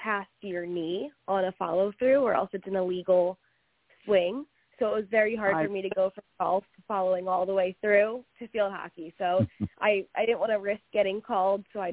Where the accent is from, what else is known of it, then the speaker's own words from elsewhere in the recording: Philadelphia, Pennsylvania, United States; moved away as an adult; now in Florida, United States; I'm originally from the Philadelphia area, just a little bit northeast, and then went to Penn State for school